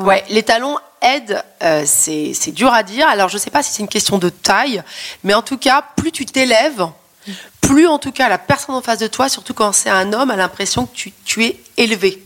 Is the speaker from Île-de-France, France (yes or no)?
yes; Paris, Île-de-France, France; je suis parisienne, parce que j'habite à Paris